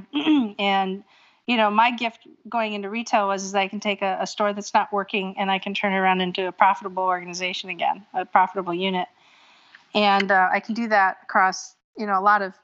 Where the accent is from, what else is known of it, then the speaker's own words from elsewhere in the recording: Erie, Pennsylvania, United States; moved away as an adult; also born or lived in New England / Hawaii; now in Norfolk, United States; I was born and raised in Erie, Pennsylvania